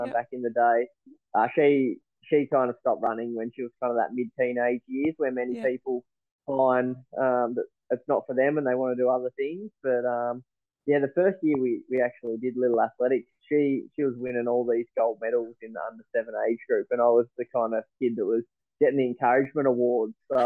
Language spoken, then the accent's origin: English; Launceston, Tasmania, Australia; Launceston boy my whole life. Grew up in Invermay